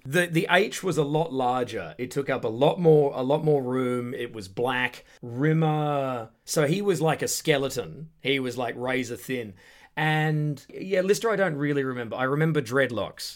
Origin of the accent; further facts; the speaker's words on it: Perth, Western Australia, Australia; moved away as an adult; now in United Kingdom; I'm from the suburbs of Perth, Western Australia, from back in the nineties